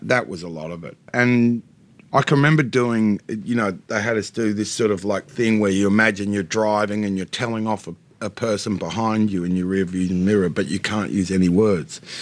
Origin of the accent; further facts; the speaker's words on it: Australia; I'm not pretending I'm not an Australian. I very much am.